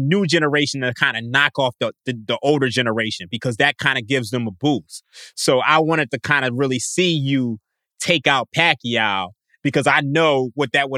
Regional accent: Philadelphia, Pennsylvania, United States; I'm from Philadelphia

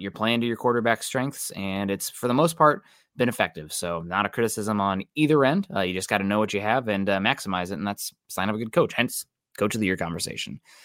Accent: Midwest, United States; now in Seattle, United States; I'm from the Midwest

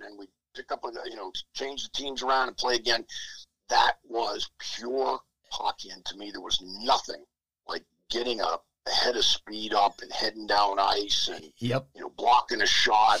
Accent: Penn Hills, Pennsylvania, United States; my hometown, Penn Hills, and outside of Pittsburgh

